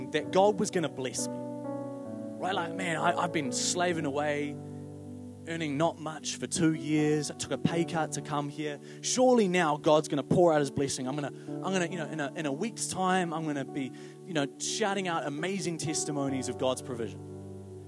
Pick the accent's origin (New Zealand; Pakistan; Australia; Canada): New Zealand; I'm a New Zealander